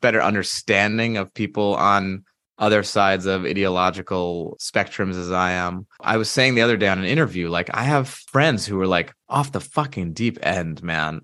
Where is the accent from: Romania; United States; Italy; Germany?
United States; in the eighties and nineties growing up in America